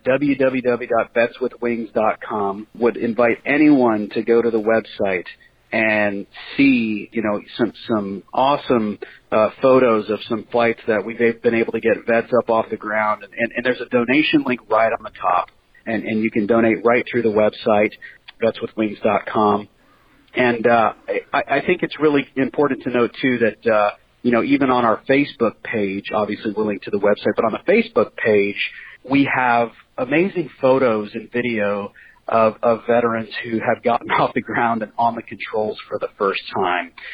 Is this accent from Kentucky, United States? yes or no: no; Central California, United States; moved away as an adult; I'm from Central California